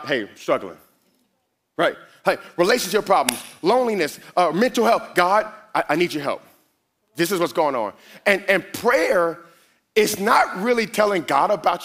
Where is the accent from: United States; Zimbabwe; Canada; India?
United States; Miami, Florida; I'm a Miami boy. I am from Miami